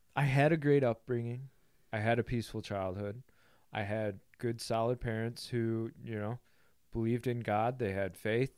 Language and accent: English; Grand Haven, Michigan, United States; So I grow up in a small town, West Michigan, uh, Grand Haven.